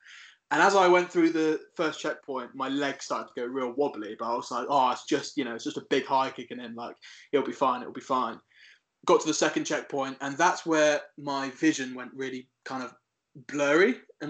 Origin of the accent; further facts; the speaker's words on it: Isle of Wight, South East England, United Kingdom; moved away as an adult; also born or lived in Cornwall; growing up in the Isle of Wight, it's a lovely place